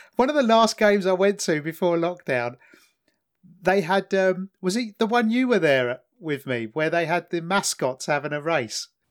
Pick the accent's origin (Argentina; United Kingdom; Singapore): United Kingdom; England; in England, 'cause of our sense of fair play and 'cause we're English